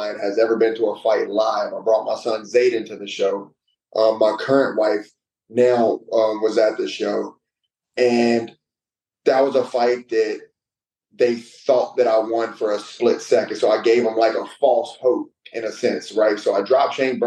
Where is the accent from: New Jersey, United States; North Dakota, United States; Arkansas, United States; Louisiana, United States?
Louisiana, United States; Hammond; my hometown, Hammond, Louisiana